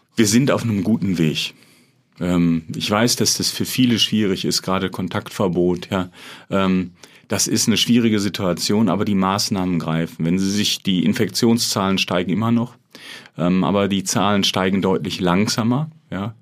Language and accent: German; Dortmund, North Rhine-Westphalia, Germany; also born or lived in Münster; ich bin Dortmunder